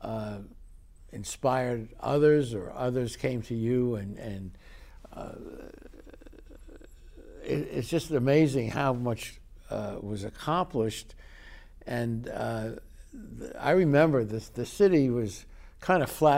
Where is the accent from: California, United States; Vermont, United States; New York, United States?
New York, United States; New York City; now in Long Beach, United States; I was born in New York City